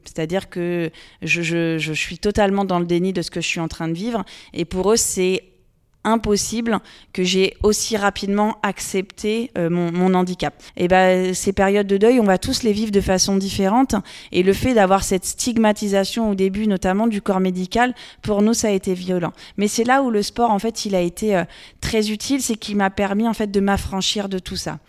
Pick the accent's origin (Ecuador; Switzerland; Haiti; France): France; Loir-et-Cher, Centre-Val de Loire; je suis originaire du Loir-et-Cher. Donc j'ai grandi dans ce département, euh, j'y vis toujours